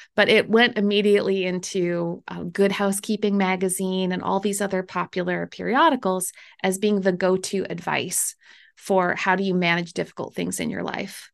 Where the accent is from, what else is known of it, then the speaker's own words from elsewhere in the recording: Manitoba, Canada; I'm Canadian and I'm from the very middle, the part that nobody goes